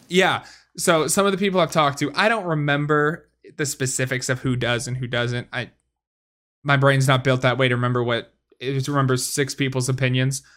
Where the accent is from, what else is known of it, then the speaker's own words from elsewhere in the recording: Wisconsin, United States; I, I come from Wisconsin, man.